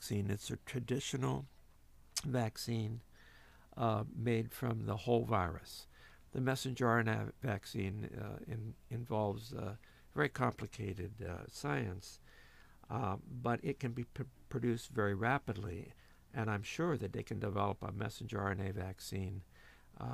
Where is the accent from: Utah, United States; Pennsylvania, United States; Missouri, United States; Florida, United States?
Pennsylvania, United States; Ellwood City; I was raised in Elwood City, Pennsylvania, a steel mill town north of Pittsburgh